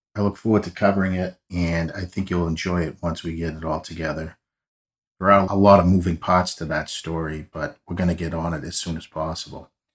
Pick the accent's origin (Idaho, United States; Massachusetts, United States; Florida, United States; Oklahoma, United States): Massachusetts, United States; Boston; As you can tell from the accent, I am a true son of South Boston. Was born and raised in the neighborhood